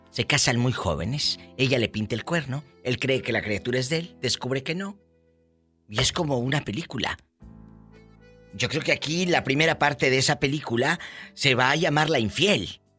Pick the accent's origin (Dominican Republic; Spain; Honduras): Honduras; Yo soy de Honduras.